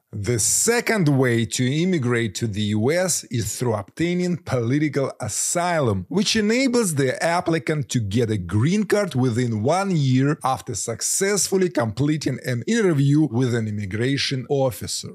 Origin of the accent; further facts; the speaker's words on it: Ukraine; moved away as an adult; now in United States; I am a Ukrainian who moved to the US in 2011 with a travel visa.